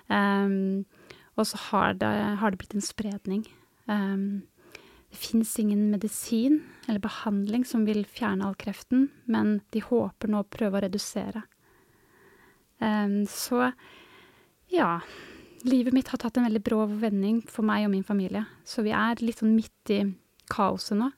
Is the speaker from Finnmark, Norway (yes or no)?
no; Hurdal, Akershus, Norway; moved away as an adult; now in Tysvær, Norway; Jeg kommer opprinnelig fra Hurdal, en bygd litt nord for Oslo